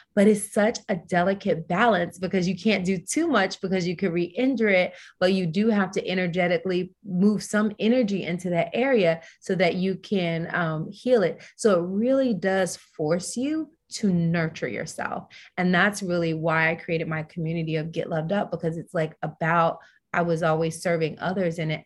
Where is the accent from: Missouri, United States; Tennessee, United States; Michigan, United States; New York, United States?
Tennessee, United States; I'm a Southern girl, so I'm from Tennessee